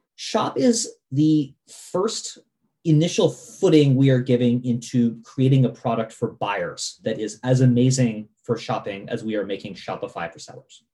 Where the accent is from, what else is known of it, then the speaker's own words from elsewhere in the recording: Vermont, United States; I grew up in Vermont, and I remember when Vermont got our first Walmart